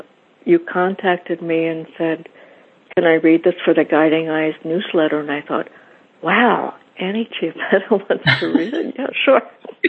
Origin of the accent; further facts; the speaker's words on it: Lancaster County, Pennsylvania, United States; moved away as an adult; now in Philadelphia, United States; I'm from Lancaster County originally, but I went to Drexel for graduate school and just stayed here.